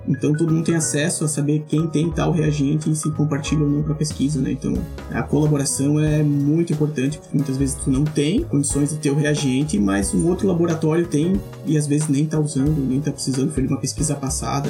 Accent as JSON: {"language": "Portuguese", "town": "Chapecó", "region": "Santa Catarina", "country": "Brazil", "tie": "born or raised there", "also_born_or_lived": "Florianópolis / France / Rio Grande do Sul", "moved": "as an adult", "said": "eu sou natural de Chapecó"}